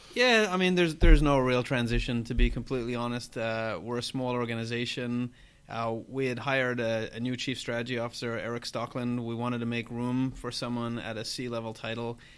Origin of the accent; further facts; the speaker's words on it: Ireland; I'm Irish